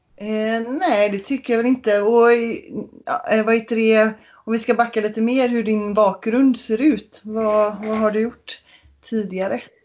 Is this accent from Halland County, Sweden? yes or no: yes; Kungsbacka, Halland County, Sweden; i Kungsbacka där jag är ifrån